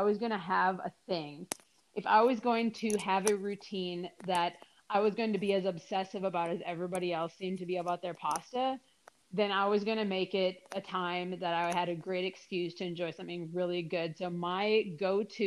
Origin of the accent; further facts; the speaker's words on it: Minnesota, United States; moved away; I moved away from Minnesota